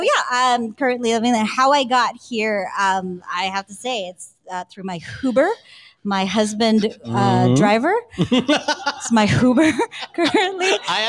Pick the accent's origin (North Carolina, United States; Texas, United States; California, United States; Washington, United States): Texas, United States; Houston; also born or lived in San Juan, Philippines; Hello. I was born in San Juan, Metro Manila. Grew up in Houston, Texas. So I am a Filipino cowboy.